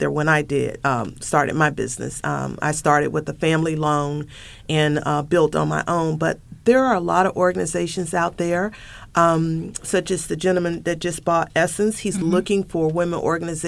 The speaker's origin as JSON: {"language": "English", "region": "the South", "country": "United States", "said": "I'm also from the South. Not only am I a woman of color, I am a woman from the South"}